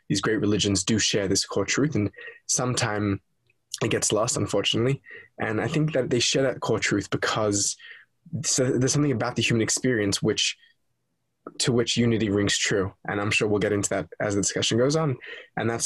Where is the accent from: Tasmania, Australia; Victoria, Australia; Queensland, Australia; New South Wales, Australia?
New South Wales, Australia; Sydney; I am Australian. I was born in Sydney, Australia, to a Orthodox Jewish family